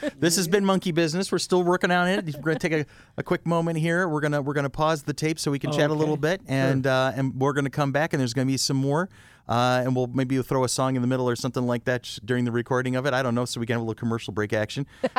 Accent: Rochester, New York, United States

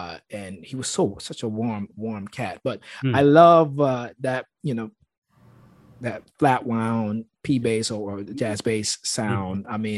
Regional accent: St. Thomas, U.S. Virgin Islands; when I came from when I came to Berkeley from St. Thomas

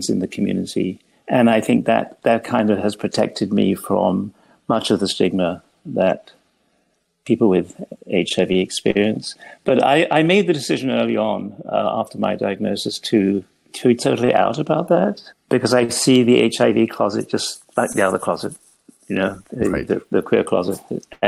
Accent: England, United Kingdom; moved away as an adult; now in Toronto, Canada; I trained in England, where I grew up

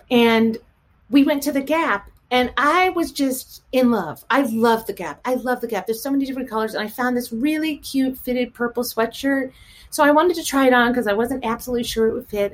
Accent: St. Louis, Missouri, United States; now in Chevy Chase, United States; St. Louis, Missouri. Yes. Uh huh. Grown and raised there, right by the arch

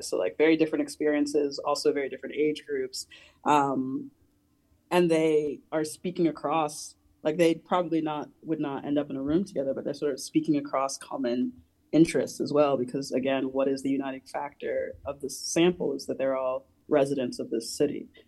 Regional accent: New Jersey, United States; I'm from New Jersey, so it was the city. It is the sort of uh, kind of platonic ideal of a city for me growing up in that region

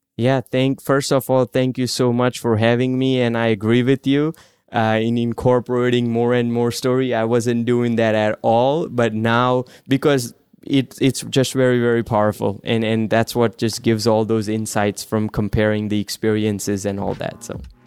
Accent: India; moved away; I grew up in India

